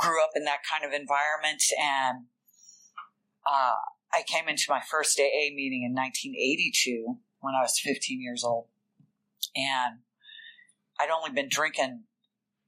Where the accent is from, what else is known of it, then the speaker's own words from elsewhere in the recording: Richmond, Virginia, United States; I'm from Richmond, Virginia